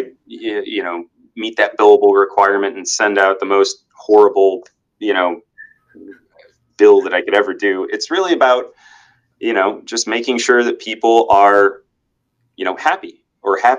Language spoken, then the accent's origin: English; Naples, Florida, United States; also born or lived in Illinois; I've been in Naples essentially my entire life